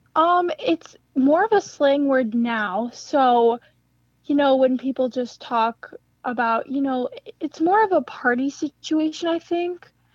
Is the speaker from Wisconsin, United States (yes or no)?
yes; Madison, Wisconsin, United States; I'm from Madison